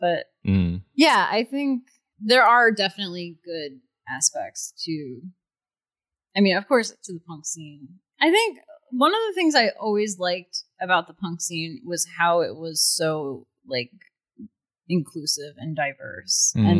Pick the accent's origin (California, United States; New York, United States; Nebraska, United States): New York, United States; I'm from New York.